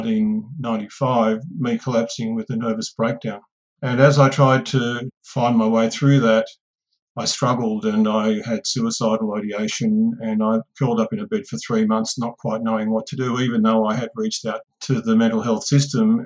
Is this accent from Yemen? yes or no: no; Australia; I'm an Aboriginal person of Warramai country, so I'm from the Gamapangal clan of Warramai country